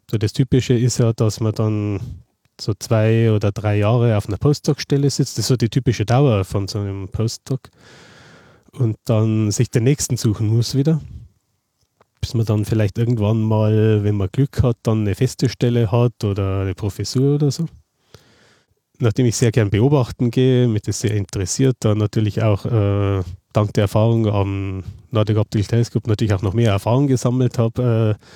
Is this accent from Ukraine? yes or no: no; Passau, Bavaria, Germany; ich stamme ja aus Passau, Niederbayern mhm. und bin dann eben äh, äh nach München zum Studium gegangen